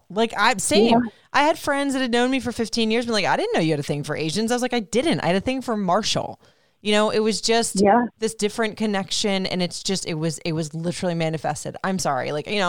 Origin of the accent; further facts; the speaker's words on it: Puerto Rico; but we went to Puerto Rico last summer, being completely out of the comfort zone. I mean, it was my home country